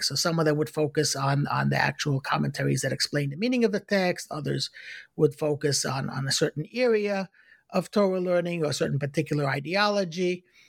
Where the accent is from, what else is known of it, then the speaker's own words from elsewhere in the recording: New York City, New York, United States; I was born in, in Brooklyn, in Crown Heights